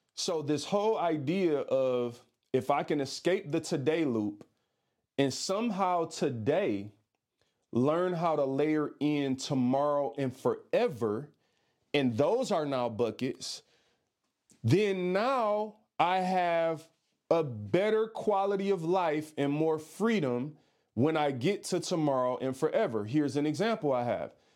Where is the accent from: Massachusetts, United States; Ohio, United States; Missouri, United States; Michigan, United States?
Michigan, United States; Detroit; I'm from Detroit